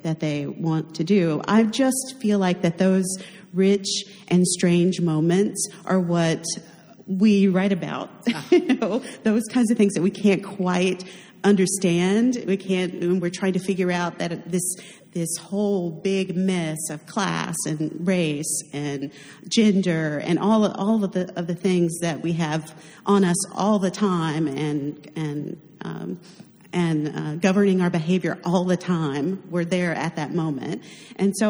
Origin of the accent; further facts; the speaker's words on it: North Carolina, United States; I'm from North Carolina